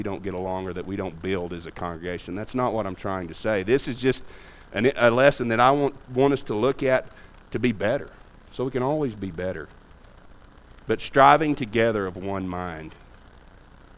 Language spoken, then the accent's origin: English; United States; being an American